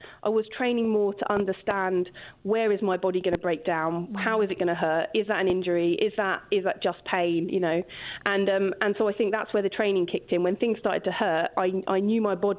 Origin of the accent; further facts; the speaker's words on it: Kingston upon Thames, London, United Kingdom; I'm from Kingston upon Thames in Surrey